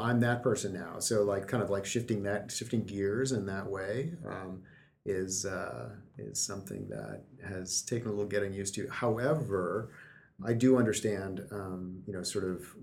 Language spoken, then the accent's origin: English; Omaha, Nebraska, United States; I grew up in Omaha